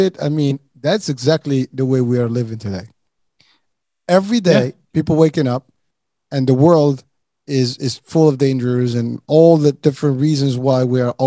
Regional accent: Morocco; moved away; I'm from Morocco originally

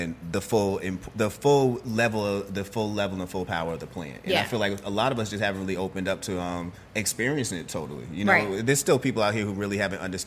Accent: Boston, Massachusetts, United States; moved away; I'm from Boston

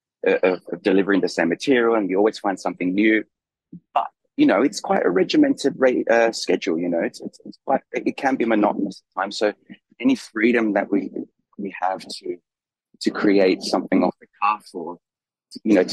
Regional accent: Australia; also born or lived in Chile / London, United Kingdom; now in France; I was born in Chile, I grew up in Australia, I lived in London for a long time, and now I live in France

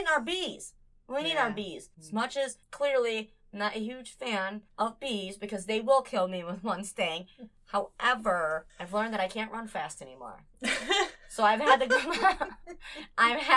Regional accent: United States; I'm American as they can get

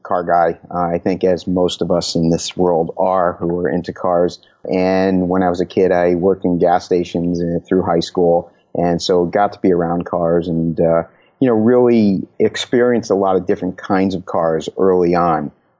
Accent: Connecticut, United States; moved away as an adult; also born or lived in Southern California; Took me all the way out to Southern California and then back to my home state of Connecticut, where I've been for quite a while.

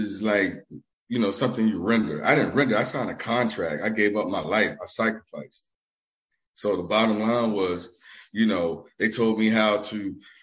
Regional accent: Richmond, Virginia, United States; moved away as an adult; now in Philadelphia, United States; I'm originally from Richmond, Virginia, but I've been living in Philly for almost 20 years

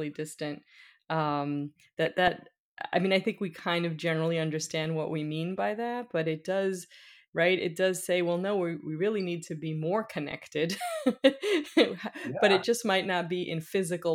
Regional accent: New York, United States; I'm from New York also

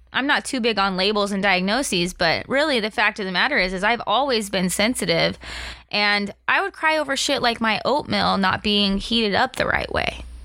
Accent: United States; moved away; I grew up on Lake Powell.

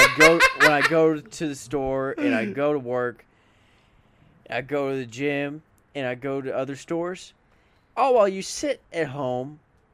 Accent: Texas, United States; we're both from Texas. We both got a little honky blood in us

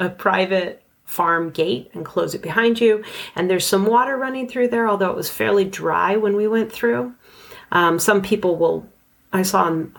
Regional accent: Southwest, United States; we're from the Southwest

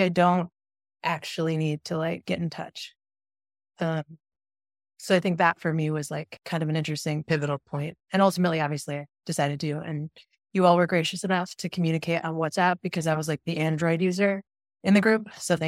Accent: Michigan, United States; also born or lived in Ann Arbor, Michigan; now in Pittsburgh, United States; I think I'm 37. So … I'm 37. I currently live in Pittsburgh, Pennsylvania, and I grew up in Michigan.

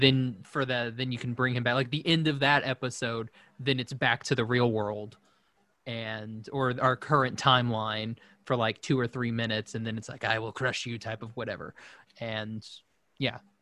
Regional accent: Shawnee, Oklahoma, United States; I grew up in Shawnee, Oklahoma, which is a, you know, kind of a small town

